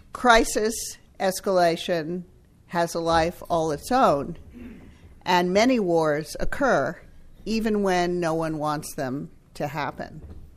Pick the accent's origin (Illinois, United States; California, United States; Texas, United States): Texas, United States; San Antonio; also born or lived in Austin / Richardson; I was born in San Antonio.